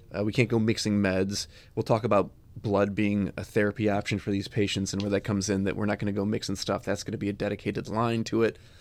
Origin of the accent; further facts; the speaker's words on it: Chicago, Illinois, United States; I grew up in Chicago.